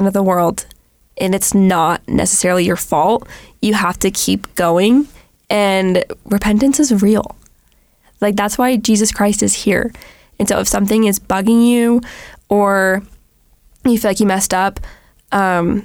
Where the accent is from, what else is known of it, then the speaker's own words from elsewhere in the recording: Los Angeles, California, United States; I was in the second grade and I grew up in California